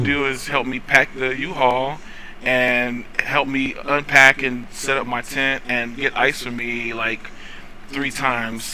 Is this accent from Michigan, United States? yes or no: no; North Carolina, United States; also born or lived in Washington, D.C.; I was actually born in D.C. for the first four years of my life, and then I was raised in North Carolina for through through 18